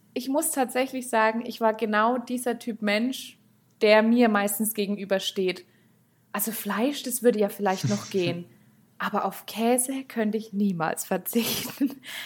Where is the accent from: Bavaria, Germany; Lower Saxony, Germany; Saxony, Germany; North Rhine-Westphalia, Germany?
Bavaria, Germany; Steppach; now in Höchstadt, Germany; ich komme ursprünglich eigentlich vom einem der kleinsten Dörfer überhaupt. Also ich komme aus Steppach